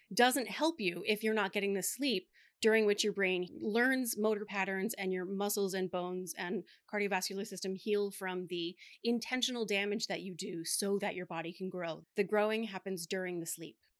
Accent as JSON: {"language": "English", "region": "Delaware", "country": "United States", "tie": "born or raised there", "said": "… and I, being born and raised in Delaware, had Doctor Jill Biden as our tenth grade English teacher"}